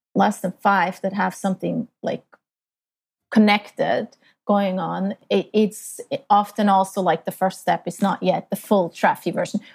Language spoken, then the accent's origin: English; Switzerland; moved away as an adult; now in Canada; I grew up in Switzerland, in a very small town